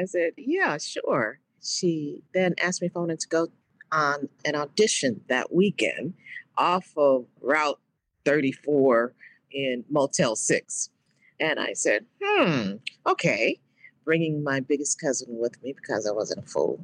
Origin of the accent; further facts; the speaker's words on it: Dallas, Texas, United States; moved away; also born or lived in New York; a little brown-skinned girl growing up in Dallas, Texas